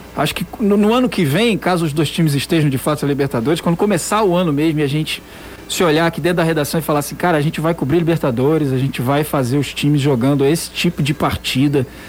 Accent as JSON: {"language": "Portuguese", "area": "Rio", "region": "Rio de Janeiro", "country": "Brazil", "also_born_or_lived": "Ceará", "moved": "yes", "lives_now": "Fortaleza, Brazil", "said": "Eu não sou daqui, né? O pessoal sabe, eu sou do Rio"}